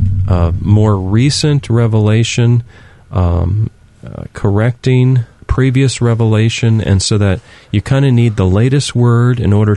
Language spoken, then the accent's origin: English; United States; as an American, as a Christian here in America